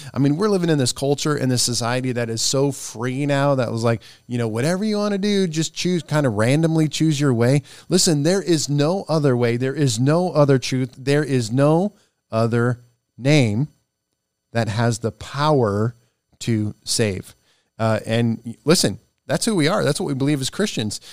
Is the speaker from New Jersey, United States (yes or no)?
no; Nebraska, United States; moved away; My home state is Nebraska. And I was going home the last week